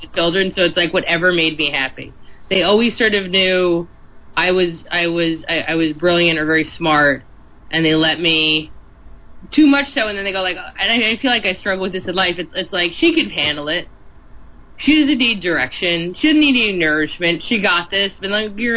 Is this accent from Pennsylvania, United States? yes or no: no; New Jersey, United States; my middle of nowhere where I grew up in Central Jersey